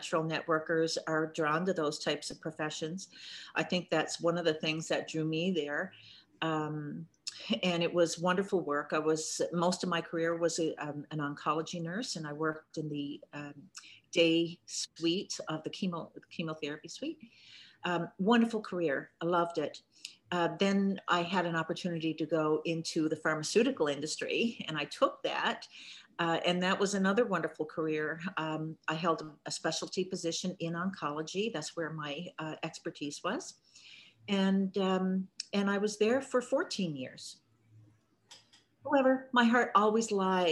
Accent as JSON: {"language": "English", "town": "Corner Brook", "region": "Newfoundland and Labrador", "country": "Canada", "tie": "born or raised there", "moved": "as an adult", "said": "I grew up in Cornerbrook, Newfoundland. I spent my whole childhood up until early adulthood there"}